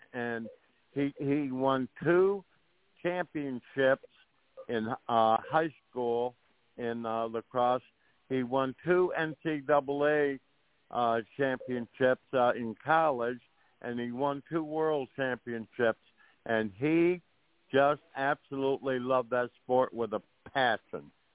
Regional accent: 30-35 miles south of Buffalo, New York, United States; I'm kind of from the Buffalo area. I, I uh, grew up, uh, oh, probably uh, 30, 35 miles south of Buffalo.

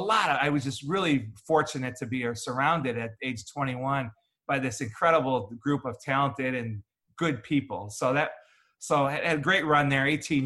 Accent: Chicago, Illinois, United States; moved away; I grew up in Chicago, went to Purdue, worked in the sports information office starting at the age of 19.

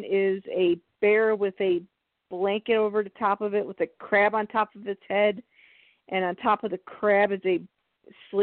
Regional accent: Chicago, Illinois, United States; I'm from Chicago

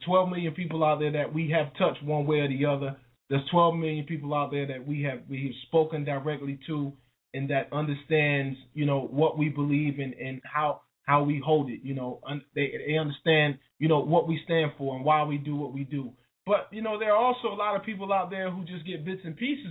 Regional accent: Wilson, North Carolina, United States; my hometown of Wilson, North Carolina

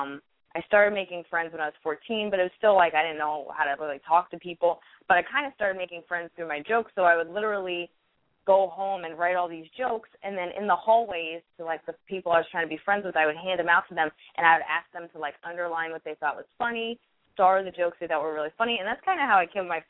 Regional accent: outside Princeton, central New Jersey, United States; now in New York, United States; I grew up in Jersey, like central Jersey, like right outside of Princeton.

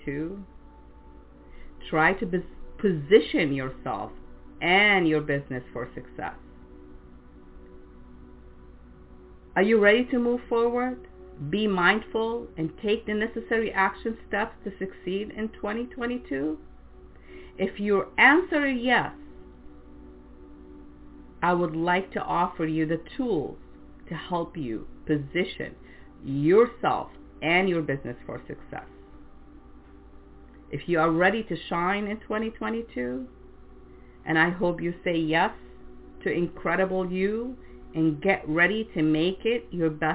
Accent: France; English is a second language; now in United States; growing up in France

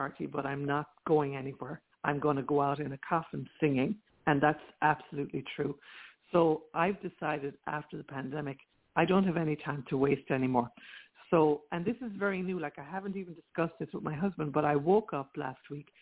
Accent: Rathkeale, Munster, Ireland; now in Princeton, United States; I'm from Ireland. I was born in Limerick in Ireland, in a small town in County Limerick called Rathkeagh

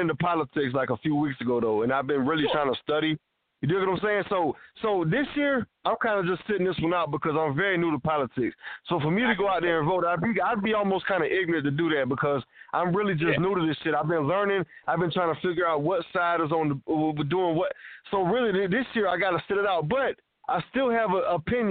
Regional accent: United States; I'm an American citizen

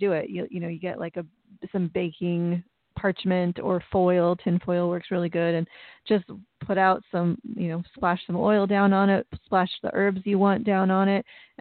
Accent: United States; speaking as an American

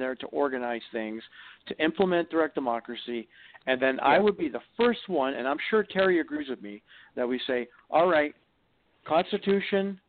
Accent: Ontario, Canada; I'm from Ontario

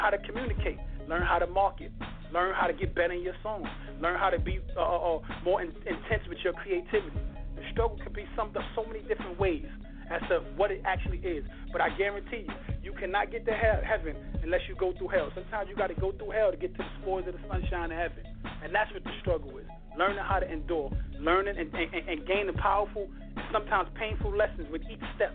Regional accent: New York City, New York, United States; I'm from Queens, New York

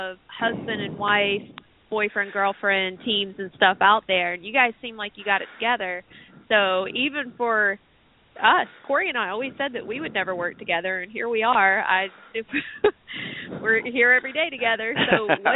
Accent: Chattanooga, Tennessee, United States; now in Sarasota, United States; I'm originally from the Chattanooga, Tennessee area

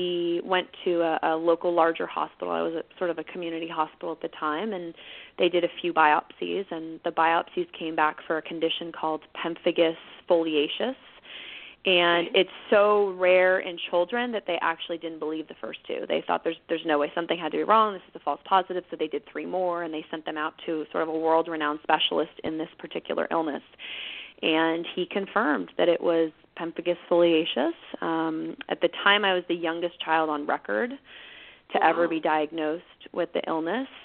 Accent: Northern California, United States; I was born and raised in Northern California, and I'm still here

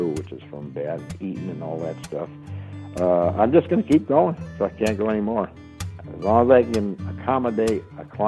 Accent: Easthampton, Massachusetts, United States; I was from Easthampton, Massachusetts

